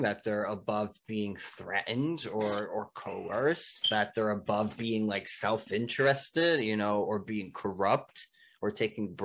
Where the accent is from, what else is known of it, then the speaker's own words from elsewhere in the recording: New Jersey, United States; I'm from Jersey